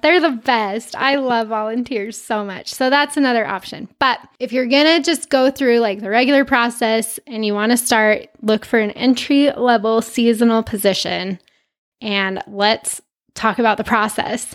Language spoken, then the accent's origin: English; Utah, United States; I'm from Utah